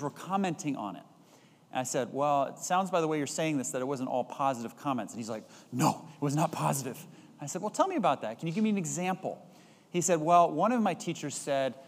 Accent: Bay Area, California, United States; Growing up in the Bay Area, having lived here for any number of years

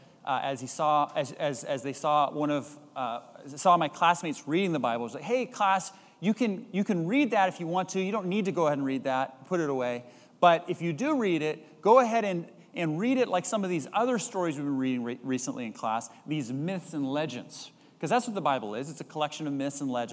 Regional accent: Bay Area, California, United States; Growing up in the Bay Area, having lived here for any number of years

